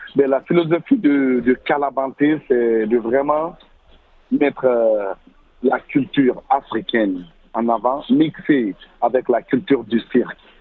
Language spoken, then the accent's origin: French; Guinea; now in Montreal, Canada; Je viens de la Guinée